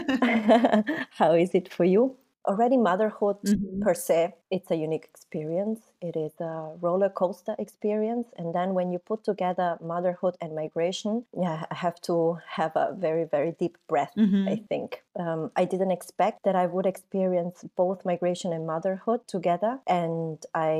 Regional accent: Italy; English is a second language; moved away as an adult; also born or lived in Peru; now in Berlin, Germany; I am Peruvian, but I was raised in Italy.

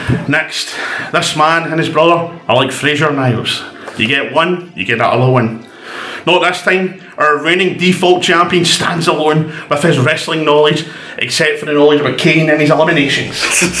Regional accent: Scotland, United Kingdom

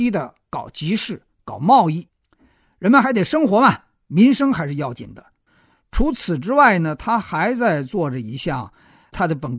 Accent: China; 就像我们中国人不太知道志愿组织是个什么东西一样

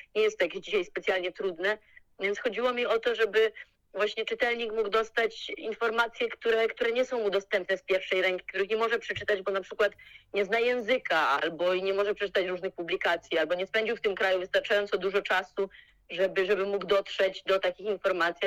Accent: Poland; moved away as an adult; also born or lived in Zagreb, Croatia; jestem z Polski

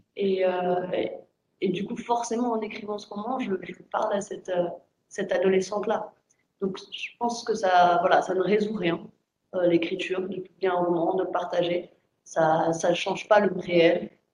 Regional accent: France; j'ai grandi en France

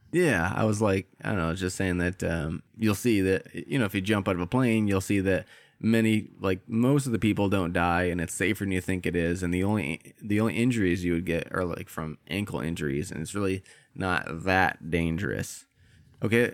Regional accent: Midwest, United States; I grew up in the Midwest

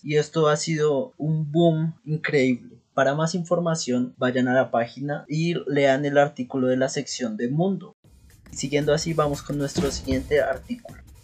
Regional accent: Bogotá, Colombia; siendo rolo, como es mi caso

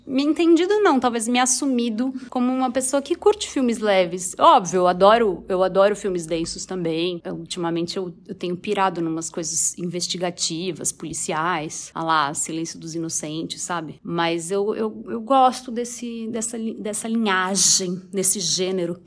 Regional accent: Osvaldo Cruz, São Paulo, Brazil; em Oswaldo Cruz, que é a minha cidade natal

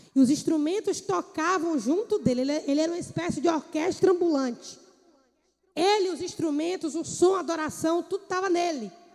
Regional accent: Bahia, Brazil; moved away; Eu morava na Bahia, sou baiana

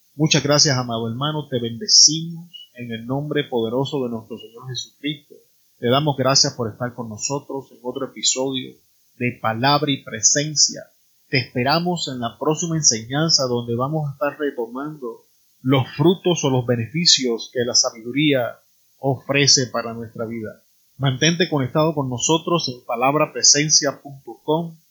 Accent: Puerto Rico; En mi país, Puerto Rico

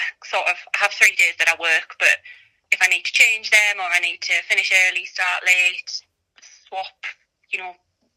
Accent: North East England, United Kingdom; as you can probably tell from my accent, I'm in the northeast. Live in South Tyneside, born and bred northeast.

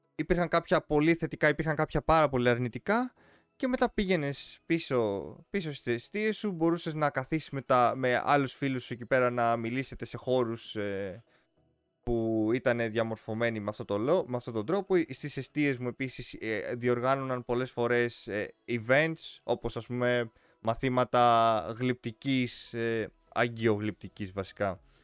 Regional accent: Greece; εμείς σαν Έλληνες

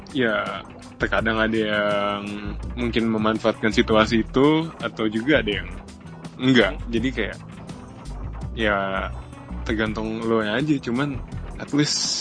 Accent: Bekasi, West Java, Indonesia; Saya dari Bekasi

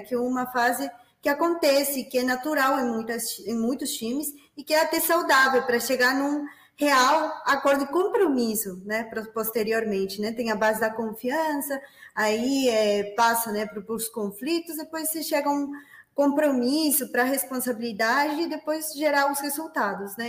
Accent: Peru; Portuguese is a second language; moved away as an adult; now in Brazil; eu nasci no Peru, portanto, este sotaque diferenciado acompanhará vocês nos próximos minutos, né? É, eu moro no Brasil desde 2013

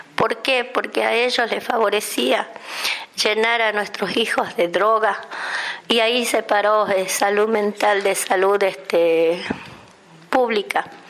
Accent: Argentina; nosotros los argentinos

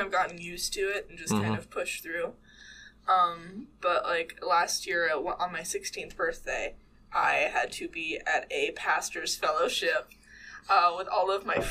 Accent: Franklin, Kentucky, United States; my dad's an evangelist, and I am from Franklin, Kentucky.

